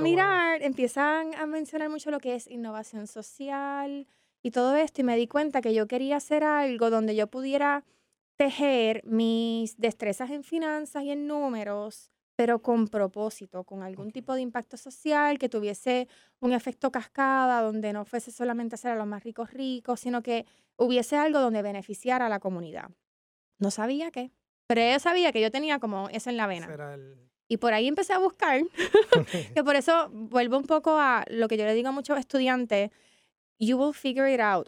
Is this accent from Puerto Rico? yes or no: yes; San Juan, Puerto Rico; yo me crié en San Juan, mi familia es de Barranquitas